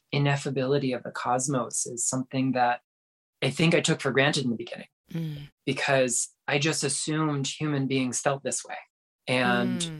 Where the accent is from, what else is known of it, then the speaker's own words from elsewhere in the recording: South Florida, United States; moved away as an adult; I grew up in South Florida, like right along the St. Lucie River